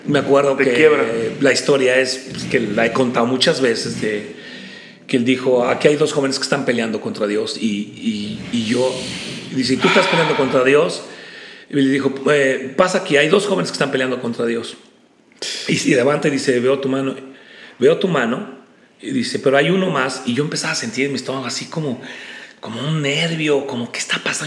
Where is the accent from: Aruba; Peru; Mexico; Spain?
Mexico; State of Mexico; nací en la Ciudad de México y mis padres fueron a vivir muy pronto a, la parte del Estado de México. La Ciudad de México está junta con el Estado de México. Y yo realmente desarrollé toda mi infancia, toda mi juventud en el Estado de México